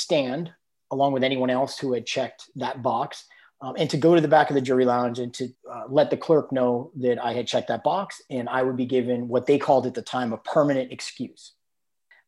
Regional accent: East Coast, United States; moved away as an adult; also born or lived in New York City; now in California, United States; I'm not from California. I grew up on the East Coast.

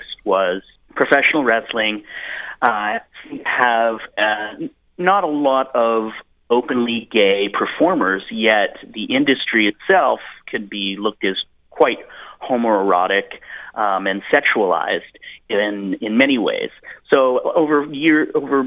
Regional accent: Edmonton, Alberta, Canada; I grew up in Edmonton, Alberta, Canada

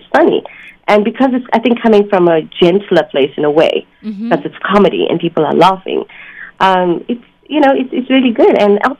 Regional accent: South Africa; moved away; I was born in South Africa, of Indian descent.

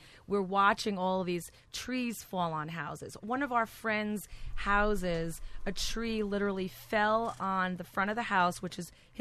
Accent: Cliffside Park, New Jersey, United States; moved away; I grew up in Cliffside Park

